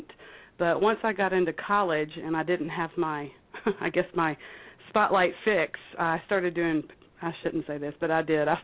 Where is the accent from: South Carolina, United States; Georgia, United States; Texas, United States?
South Carolina, United States; Clemson; accent: drawl; now in San Francisco, United States; Clemson, South Carolina